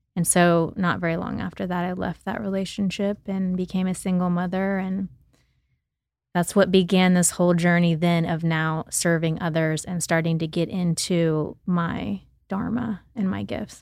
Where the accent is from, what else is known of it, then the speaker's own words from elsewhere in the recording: Oklahoma, United States; I grew up in Oklahoma, and I grew up in the city and on the farm with my grandparents